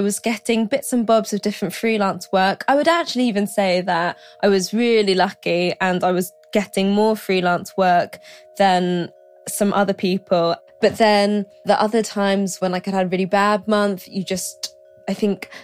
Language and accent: English; London, United Kingdom; also born or lived in Glasgow; I'm from London. My parents are from Malaysia, so I'm first generation British.